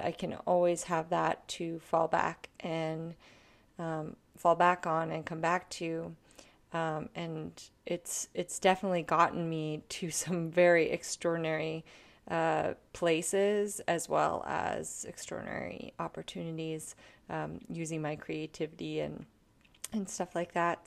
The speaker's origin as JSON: {"language": "English", "country": "Canada", "said": "I am a Canadian artist"}